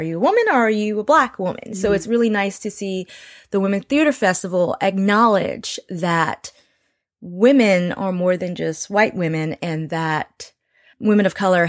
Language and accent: English; Nigeria; I'm Nigerian, part Creole.